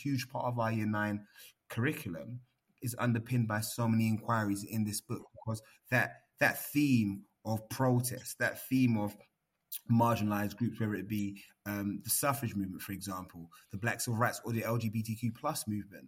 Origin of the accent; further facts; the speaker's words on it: London, United Kingdom; So I'm from Brixton